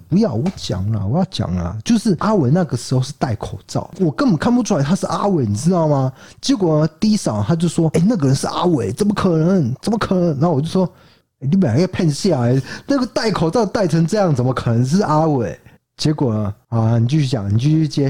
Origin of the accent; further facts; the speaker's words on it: southern Taiwan, Taiwan; 我是道地的南部人，但是我台语很烂